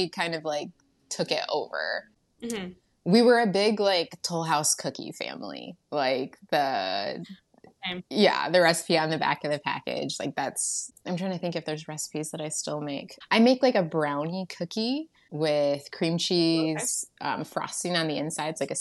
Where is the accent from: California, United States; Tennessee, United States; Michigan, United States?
Michigan, United States; also born or lived in Georgia; I was born in Georgia, and I was adopted at like 2 months old, and then my adopted family was in Michigan, and yeah, grew up here and never left